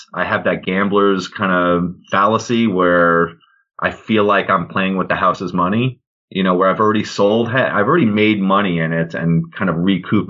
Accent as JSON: {"language": "English", "area": "Long Island", "region": "New York", "country": "United States", "tie": "born or raised there", "also_born_or_lived": "Potsdam, New York", "said": "I grew up in Long Island, New York."}